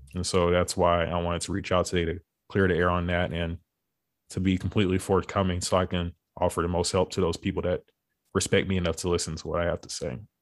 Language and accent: English; Beaumont, Texas, United States; also born or lived in Houston; we ended up moving back home to Beaumont, which, which is my hometown in Texas.